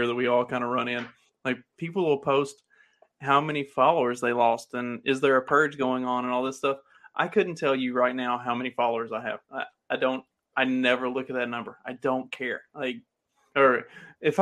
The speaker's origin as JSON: {"language": "English", "region": "the South", "country": "United States", "also_born_or_lived": "New Jersey / Pennsylvania", "accent": "Southern", "said": "I'm from the South"}